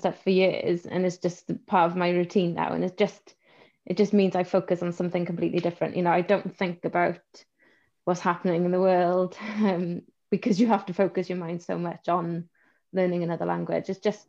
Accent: Wales, United Kingdom; first language Welsh; English is a second language; my first language is Welsh, so I'm already bilingual

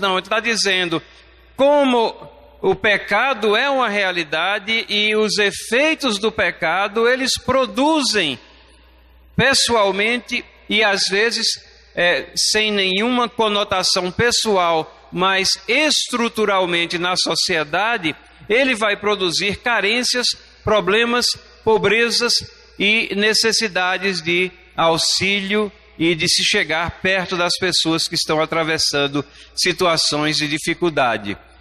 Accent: Recife, Pernambuco, Brazil; eu sou de Recife

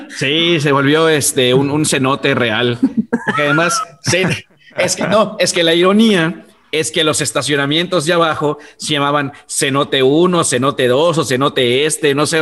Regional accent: Mexico; now in Yucatán, Mexico; somos eh, mexicanos

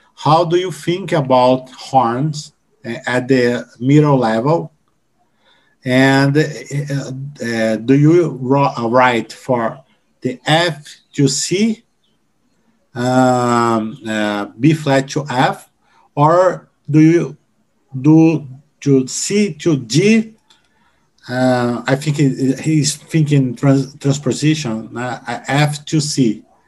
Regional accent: Brazil; English is a second language

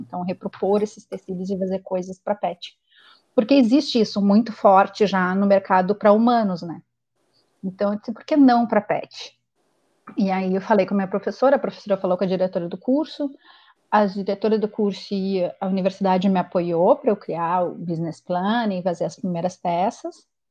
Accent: Porto Alegre, Rio Grande do Sul, Brazil; moved away as an adult; now in Toronto, Canada; eu sou gaúcha de Porto Alegre e fui morar no Canadá, há, vim morar no Canadá há cinco anos atrás, em Toronto.

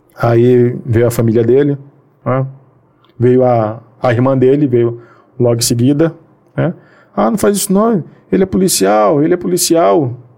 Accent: Bahia, Brazil; now in Rio de Janeiro, Brazil; eu sou baiano

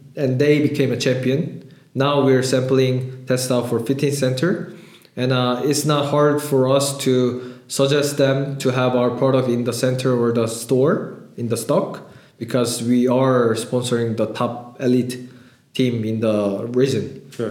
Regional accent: Canada; also born or lived in Seoul, South Korea; I raised, I born in Seoul, but I raised in Canada

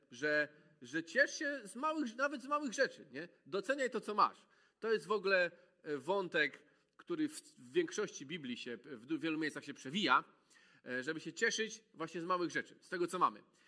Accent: Malbork, Pomeranian Voivodeship, Poland; moved away as an adult; also born or lived in Gdańsk; w Malborku się wychowałem

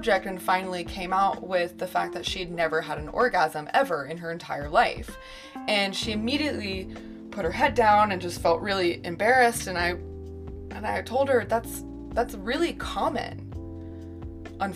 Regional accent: San Francisco, California, United States; moved away; also born or lived in Chicago, Illinois; I grew up in San Francisco, California, which is a mecca for sexual expression.

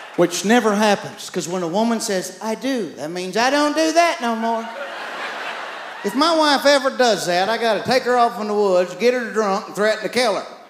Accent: East Texas, United States; I had three sisters growing up in East Texas

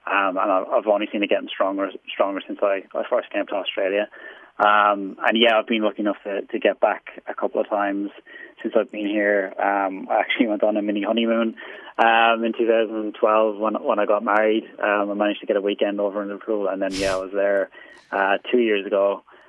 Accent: Wexford, Leinster, Ireland; I'm actually from Ireland. I was born in a place called Wexford, which is in the southeast of Ireland

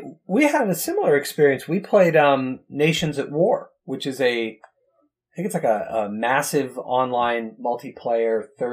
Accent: United States; But as an American, we know better.

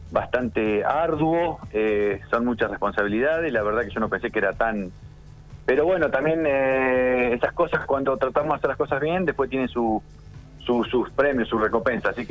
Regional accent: Córdoba, Argentina; Yo me vine de Córdoba todo ese año. me, me, hacía 1900 kilómetros todos los fines de semana para estar.

